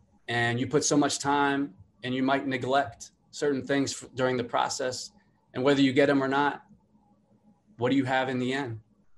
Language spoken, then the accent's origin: English; Colombia; going back to growing up in Colombia, South America, you know, seeing what I saw